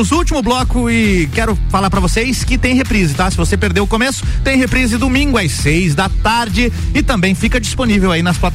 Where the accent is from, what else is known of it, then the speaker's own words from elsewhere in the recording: Santo Ângelo, Rio Grande do Sul, Brazil; sou gaúcho. Gaúcho, tchê? De Santo Ângelo. Santo Ângelo. … é toda de lá? Toda de Santo Ângelo, Grande do Sul.